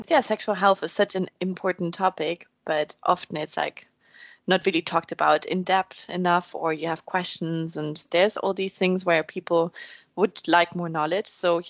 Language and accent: English; Germany; moved away; I'm from Germany